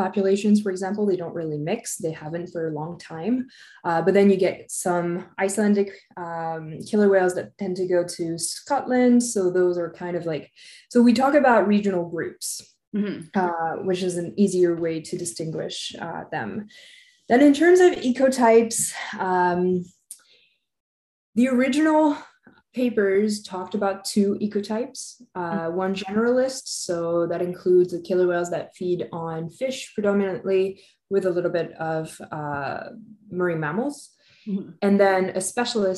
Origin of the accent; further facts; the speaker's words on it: Évian-les-Bains, Auvergne-Rhône-Alpes, France; I was born and raised in French. I actually come from the French Alps in a little town called Evian.